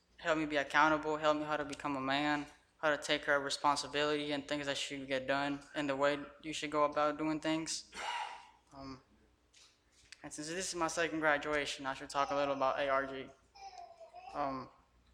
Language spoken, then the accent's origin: English; Guatemala; moved away; I'm originally from Guatemala, and I was raised by my grandparents without my mom neither